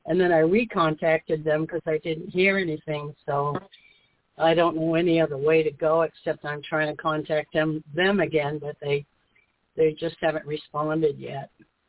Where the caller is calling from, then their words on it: Florida, United States; I'm in Florida.